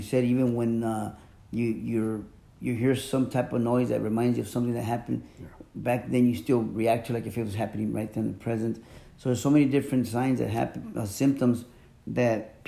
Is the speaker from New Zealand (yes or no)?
no; Mexico; moved away; I'm from Mexico. My family, we're traditional Mexicans